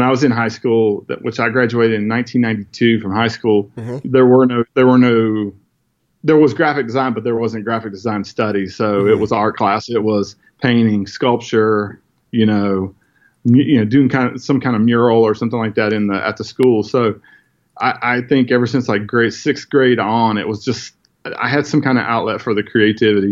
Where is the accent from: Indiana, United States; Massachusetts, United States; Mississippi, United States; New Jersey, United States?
Indiana, United States; northern; now in South Carolina, United States; I grew up in Indiana, northern Indiana, near Notre Dame